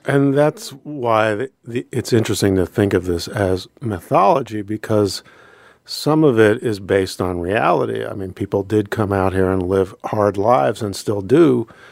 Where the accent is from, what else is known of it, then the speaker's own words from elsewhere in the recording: Pennsylvania, United States; moved away as an adult; now in Anchorage, United States; I grew up in Pennsylvania